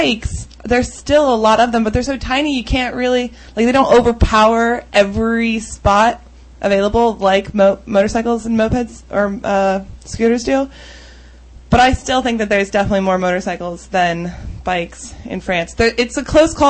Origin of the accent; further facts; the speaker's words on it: United States; I'm the pretty stereotypical loud American